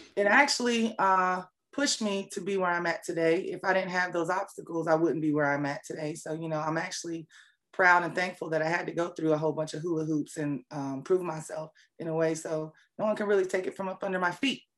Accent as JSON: {"language": "English", "town": "Fayetteville", "region": "North Carolina", "country": "United States", "tie": "born or raised there", "also_born_or_lived": "Seoul, South Korea", "moved": "as an adult", "lives_now": "Atlanta, United States", "said": "I'm um, originally from Seoul, Korea, and uh, I was raised in Fayetteville, North Carolina"}